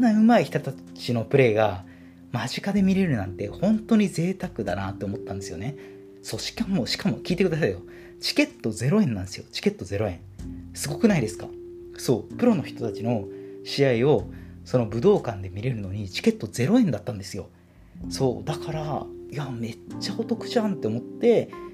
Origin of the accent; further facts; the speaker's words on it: Shizuoka, Japan; 僕は地元静岡なので